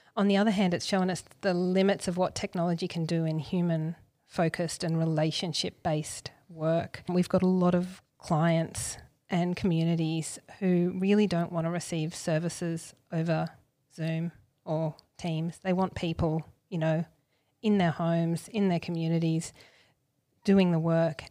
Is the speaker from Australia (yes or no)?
yes; Gold Coast, Queensland, Australia; I grew up on the Gold Coast.